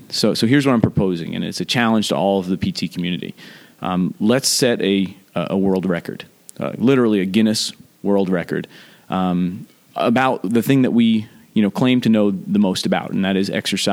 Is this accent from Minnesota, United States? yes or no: no; New Jersey, United States; my home state of New Jersey